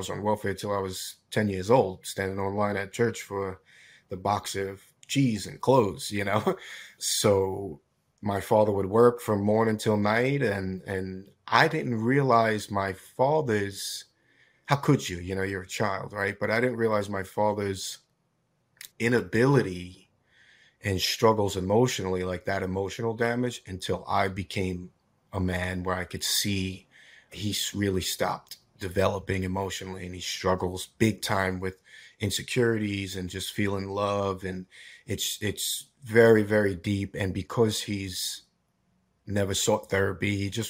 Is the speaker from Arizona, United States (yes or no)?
yes; Scottsdale, Arizona, United States; born there; So I was born in Arizona, actually, in Scottsdale.